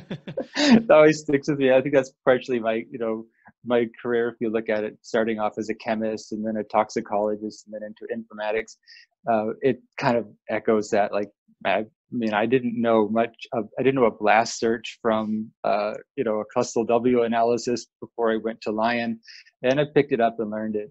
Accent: Seattle, Washington, United States; I grew up in Seattle, Washington

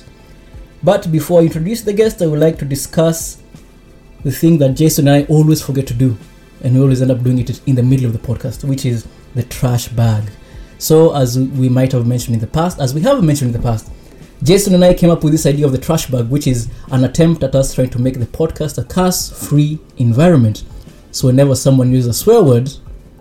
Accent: Osaka, Japan; we're from Osaka

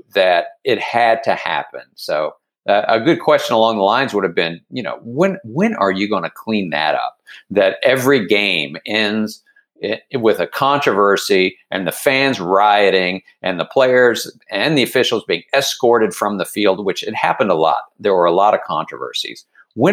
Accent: Dallas, Texas, United States; moved away as an adult; also born or lived in Philadelphia, Pennsylvania; now in Baltimore, United States; I've lived in Baltimore for 36 years but I am a Texan

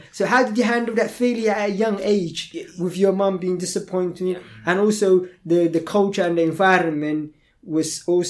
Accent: London, United Kingdom; accent: Cockney; when I grew up in London as well. So I grew up like the Cockney East London

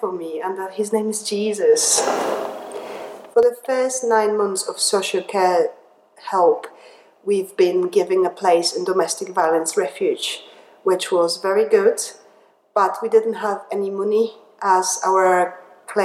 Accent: Poland; English is a second language; moved away as an adult; also born or lived in England; now in Liverpool, United Kingdom; I was born in Poland when I spent 20 years of my life. I moved to England

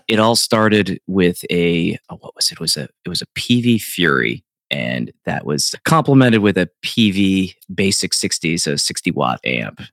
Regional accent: South Central Pennsylvania, United States; where I grew up in South Central Pennsylvania

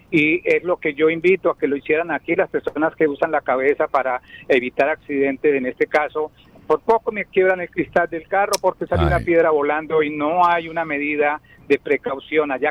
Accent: Colombia; Yo soy colombiano.

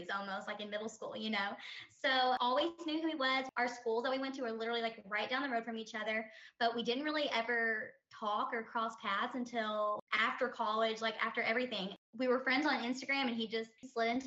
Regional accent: Kentucky, United States; also born or lived in Louisville, Kentucky; Right now, we live in Louisville, Kentucky, but that could always change, but we're both from Kentucky, so that's where we're calling home for right now

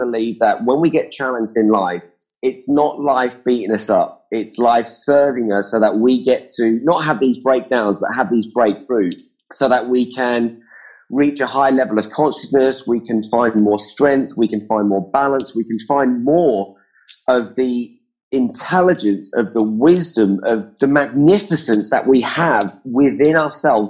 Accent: England, United Kingdom; I'm from England

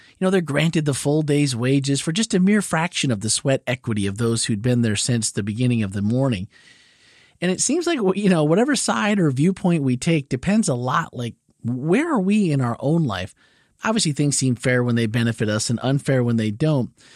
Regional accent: Midwest, United States; growing up in the Midwest

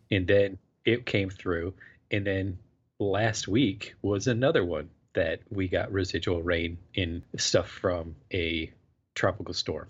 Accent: Florida, United States; moved away; I was growing up in Florida

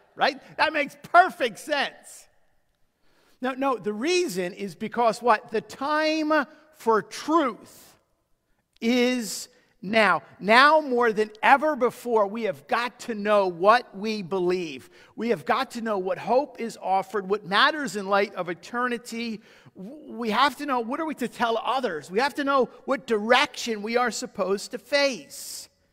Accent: United States; you and I have been blessed to be raised in a country that has been founded upon Judeo-Christian principles

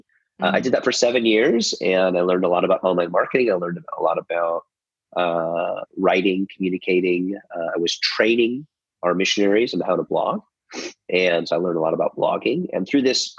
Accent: just outside of Chicago, Illinois, United States; moved away as an adult; now in Nashville, United States; I was born and raised in the United States in just outside of Chicago

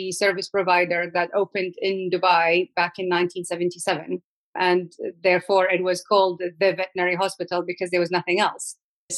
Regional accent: Iraq; I was born and raised in Iraq

